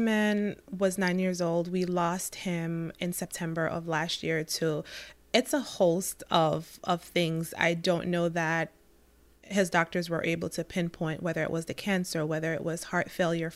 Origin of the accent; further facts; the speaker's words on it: Jamaica; I'm from Jamaica